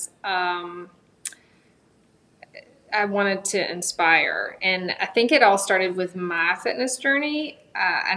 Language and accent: English; Augusta, Georgia, United States; now in Greenville, United States; I'm actually from, born and raised in Augusta, Georgia